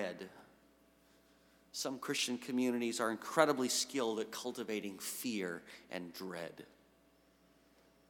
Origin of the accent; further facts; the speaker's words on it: New England, United States; now in Western Massachusetts, United States; I had no idea Western Mass existed 8 years ago, and I'm from New England